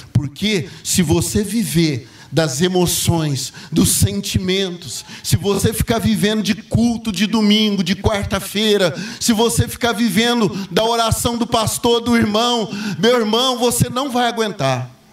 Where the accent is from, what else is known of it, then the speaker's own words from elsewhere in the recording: Patrocínio Paulista, São Paulo, Brazil; eu fui criado ali em Patrocínio Paulista, ali perto de Franca